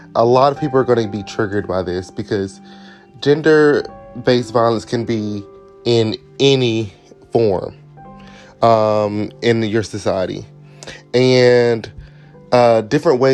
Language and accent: English; Durham, North Carolina, United States; I'm from Durham, North Carolina, in the States.